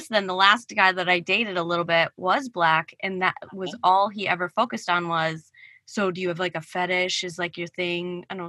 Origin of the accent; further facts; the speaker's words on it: Ireland; You haven't? I'm Irish.